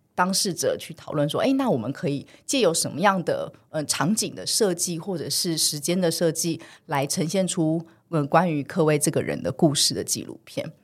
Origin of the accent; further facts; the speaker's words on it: Taiwan; 我从小是在眷村长大的